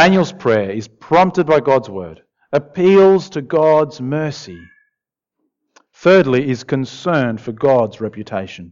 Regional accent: Argentina; moved away; I grew up in Argentina, in South America

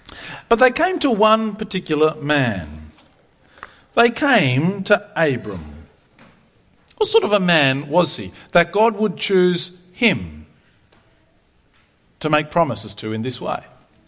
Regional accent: Argentina; I'm a missionary kid. I grew up in Argentina, if you didn't know that. My parents have been missionaries all of my life, really.

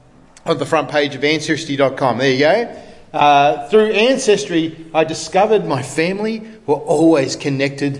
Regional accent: Australia; I'm an Australian because my parents decided to emigrate from England, right, in the 60s, and I was born here

